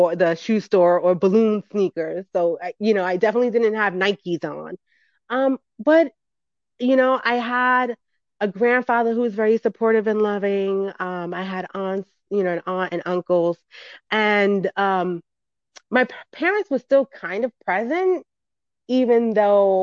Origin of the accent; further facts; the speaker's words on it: New York City, New York, United States; I grew up in the Bronx, New York